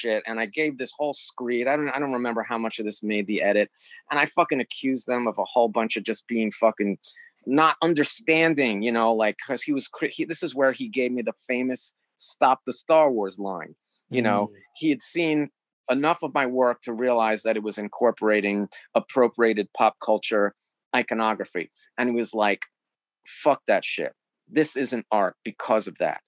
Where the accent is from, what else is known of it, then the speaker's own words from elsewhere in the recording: New York, United States; I'm from New York